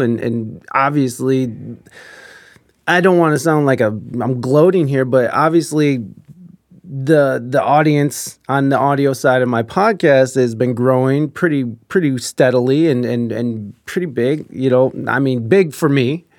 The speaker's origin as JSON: {"language": "English", "country": "United States", "said": "as an American"}